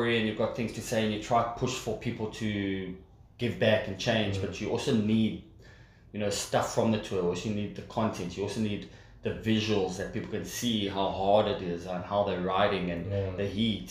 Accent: Zimbabwe; we're from Zimbabwe

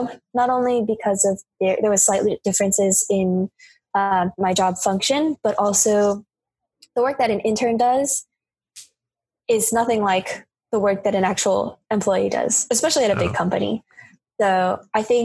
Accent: Georgia, United States; moved away as an adult; also born or lived in New York; I grew up in Georgia

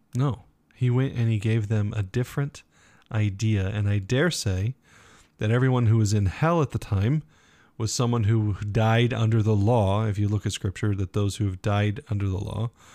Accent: United States; we, as Americans

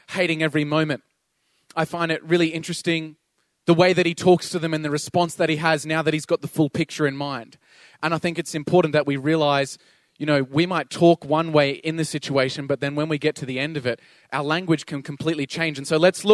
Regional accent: Toowoomba, Queensland, Australia; also born or lived in Sydney; I moved back to Toowoomba from Sydney, and when my parents divorced, I moved to Sydney and I didn't really feel like I fit

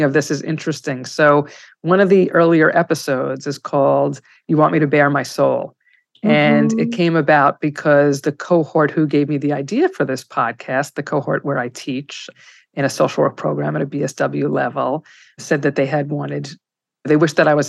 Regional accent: New York City, New York, United States; also born or lived in Washington Heights, New York / East Setauket, New York; now in New York City, United States; I'm not entitled to say the Bronx, because I lived in Riverdale

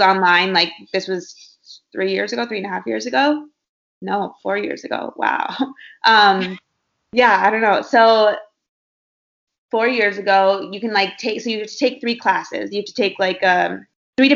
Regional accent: Minnesota, United States; moved away as an adult; also born or lived in Iowa; now in Los Angeles, United States; I'm from Minnesota. I went to Iowa State and studied marketing, and I've been out in LA for about 6 years now

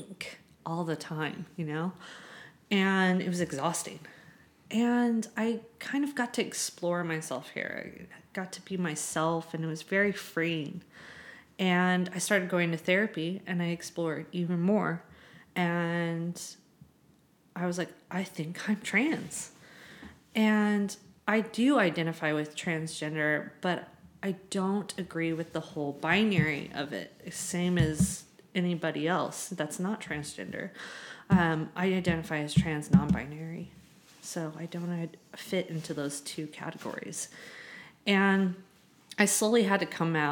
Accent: Southern California, United States; moved away as an adult; now in San Francisco, United States; I'm from Southern California.

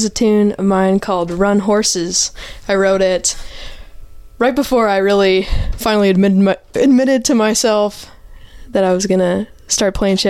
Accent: Bow Island, Alberta, Canada; our hometown bar in my hometown is Bow Island, Alberta. I used to work at that bar, actually.

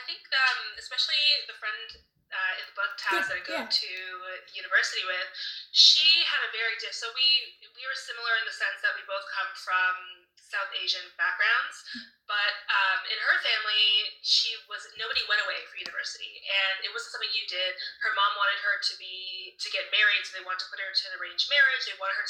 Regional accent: Toronto, Ontario, Canada; moved away as an adult; also born or lived in London, Ontario; I came from Toronto

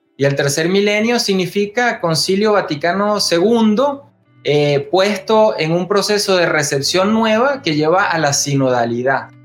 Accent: Venezuela; yo soy laico, venezolano, teólogo

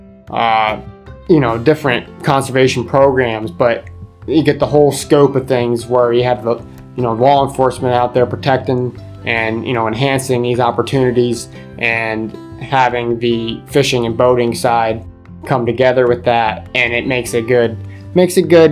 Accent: Susquehanna County, Pennsylvania, United States; I grew up here in Susquehanna County

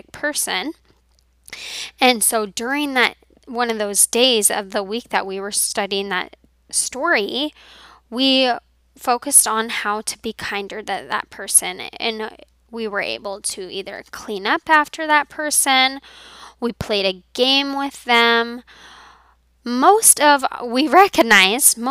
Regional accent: Colorado, United States; moved away; when I was in my home growing up in Colorado

